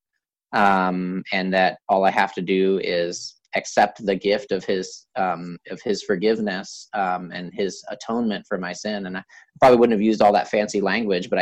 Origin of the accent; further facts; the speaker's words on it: a small town in Wisconsin, United States; also born or lived in Columbus; when I was in third grade, my dad got a job transfer to a small town in Wisconsin